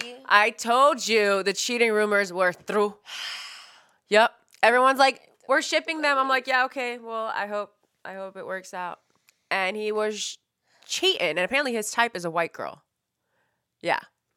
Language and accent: English; San Francisco, California, United States; Yeah, you guys have to remember, we're from San Francisco, like the tech capital